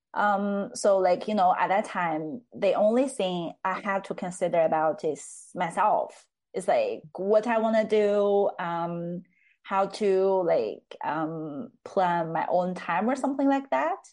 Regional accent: Chengde, Hebei, China; English is a second language; moved away as an adult; now in Oslo, Norway; my hometown is called Chengde.

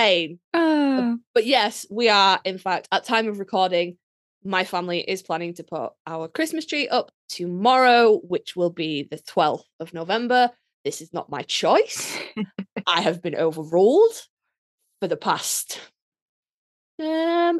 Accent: United Kingdom; I'm British. We don't celebrate Thanksgiving over here

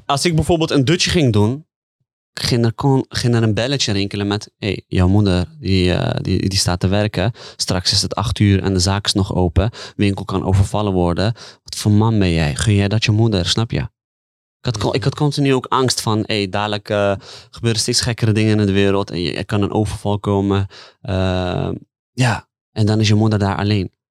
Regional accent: The Hague, South Holland, Netherlands; ben opgegroeid in de Haagse markt

